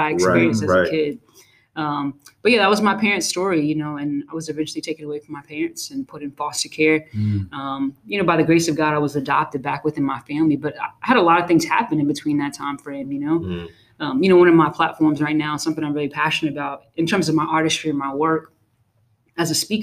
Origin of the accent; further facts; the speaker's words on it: New York City, New York, United States; I grew up in Brooklyn, New York